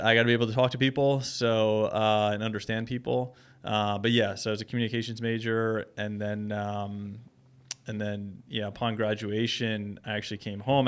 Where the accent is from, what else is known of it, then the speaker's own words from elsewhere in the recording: Holmdel, New Jersey, United States; I grew up in Homedale, New Jersey